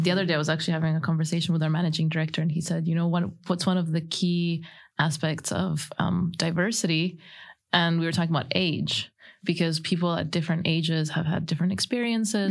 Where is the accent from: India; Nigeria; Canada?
Canada; moved away; I grew up in Canada